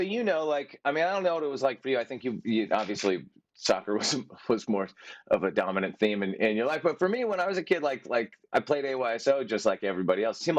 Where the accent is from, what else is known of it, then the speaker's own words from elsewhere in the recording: London, United Kingdom; growing up in North London and being an Arsenal supporter.